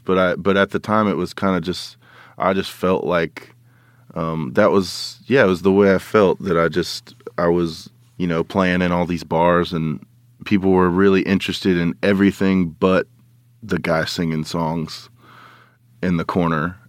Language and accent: English; Oklahoma, United States; I'm from Oklahoma